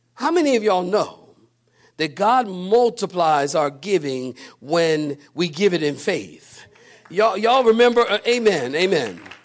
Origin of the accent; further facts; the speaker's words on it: Philadelphia, Pennsylvania, United States; I'm from Philadelphia. I walk downtown in Philly